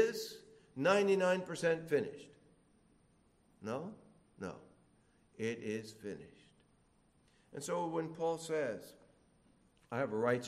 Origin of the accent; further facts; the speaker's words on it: Philippines; Now, I come from the Philippines